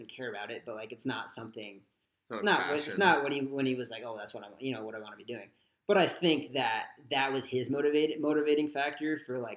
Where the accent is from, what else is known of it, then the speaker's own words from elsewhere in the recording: Rhode Island, United States; moved away; I'm from Rhode Island